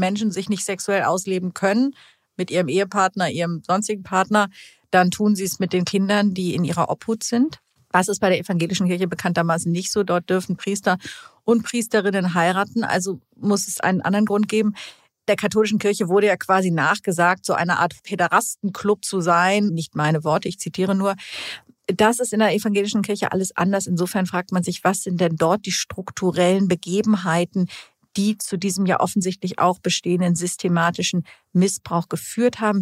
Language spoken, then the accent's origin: German; Hamburg, Germany; ich bin ja in Hamburg aufgewachsen